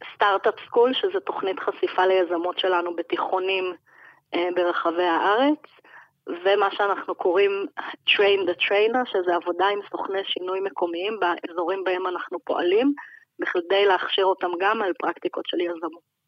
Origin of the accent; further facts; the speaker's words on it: Jerusalem, Jerusalem District, Israel; אני ירושלמית